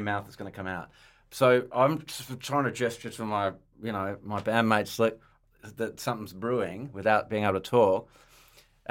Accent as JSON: {"language": "English", "town": "Perth", "region": "Western Australia", "country": "Australia", "tie": "born or raised there", "said": "I'm from Perth."}